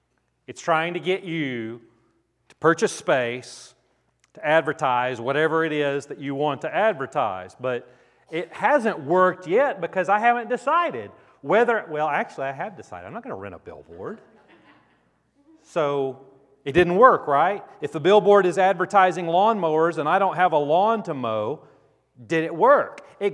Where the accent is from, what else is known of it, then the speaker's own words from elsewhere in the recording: Grand Prairie, Texas, United States; I grew up in Grand Prairie, Texas